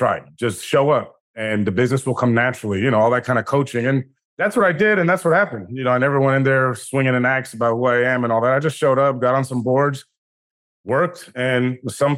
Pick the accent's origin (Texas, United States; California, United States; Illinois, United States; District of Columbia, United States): District of Columbia, United States; Washington; I grew up in Washington, D.C.